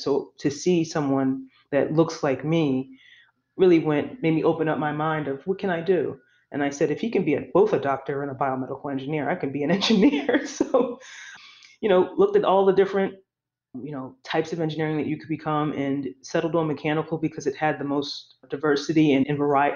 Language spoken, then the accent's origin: English; Philadelphia, Pennsylvania, United States; I grew up in Philadelphia most of my life in South Philadelphia